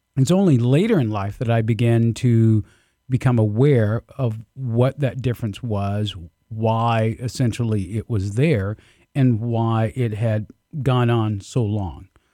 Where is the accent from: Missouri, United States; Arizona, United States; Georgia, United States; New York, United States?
Georgia, United States; Albany; I grew up in the Deep South, um, Southwest Georgia, uh, Albany, in fact